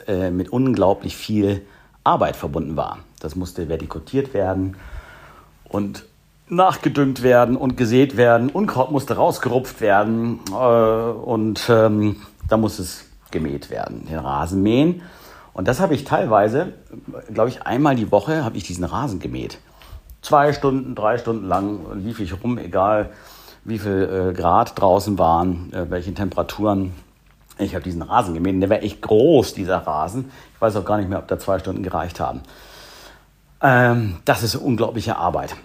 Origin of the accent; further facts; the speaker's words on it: a suburb of Hamburg, Germany; Ich bin im Vorort von Hamburg äh, groß geworden